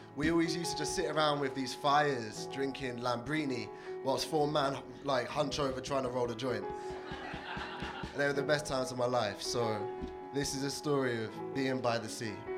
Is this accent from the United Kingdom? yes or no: yes; TN3, South East England, United Kingdom; moved away; I grew up in a small town by the sea